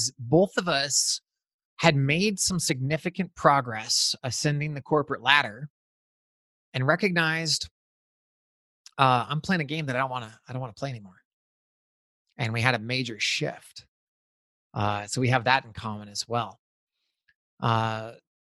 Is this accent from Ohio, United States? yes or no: no; Eastern Montana, United States; moved away as an adult; I grew up in Southern Canada, also known as Eastern Montana